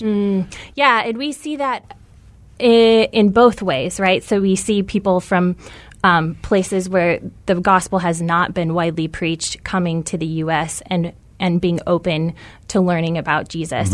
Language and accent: English; Tucson, Arizona, United States; I'm from Tucson.